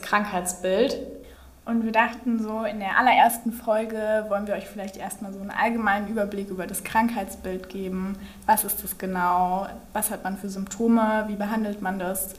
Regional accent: Berlin, Germany; Ich komme aus Berlin und ähm, bin hier groß geworden, bin sozusagen eine waschechte Berlinerin

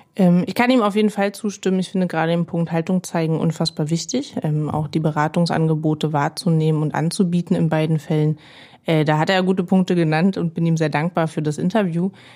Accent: Berlin, Germany; Ich bin Marzahn-Hellersdorf aufgewachsen in Berlin.

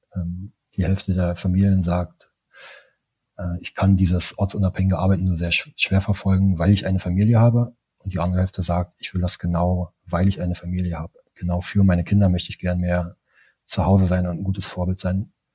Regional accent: East Germany, Germany; ich bin im Osten von Deutschland groß geworden

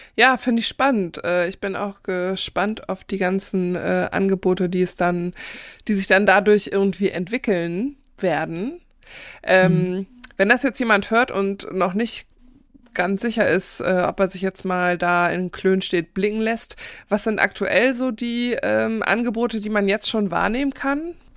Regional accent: Northern Germany, Germany; als geborene Norddeutsche

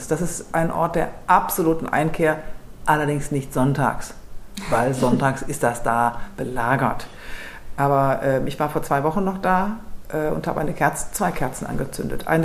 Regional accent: Lower Saxony, Germany; Ich bin ähm, aufgewachsen in Niedersachsen

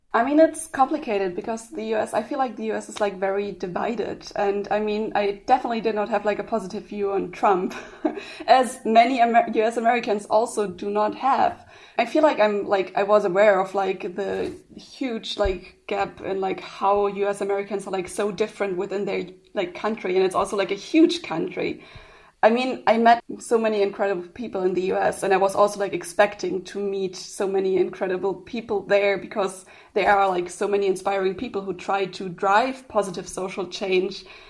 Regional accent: Bavaria, Germany; I'm actually originally from Bavaria

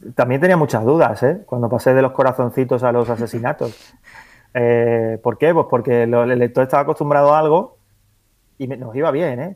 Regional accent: Andalusia, Spain; como soy andaluz

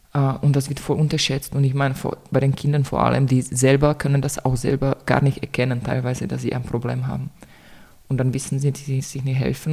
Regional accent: Czechia; German is a second language; moved away as an adult; now in Vienna, Austria; ich komme ursprünglich aus Tschechien. Ich bin 2015 nach Wien gezogen, eigentlich nur für ein Semester Germanistik und seitdem bin ich hier

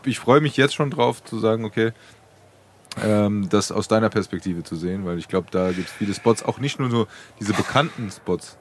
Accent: Frankfurt, Hesse, Germany; als Frankfurter

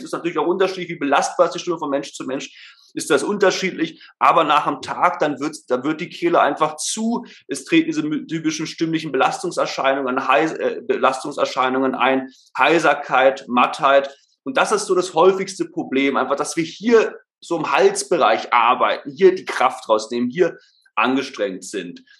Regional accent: Berlin, Germany; moved away as an adult; now in Stuttgart, Germany; Also geboren, aufgewachsen bin ich ursprünglich in Berlin. Ähm, leben tue ich jetzt, wie gesagt, in Stuttgart.

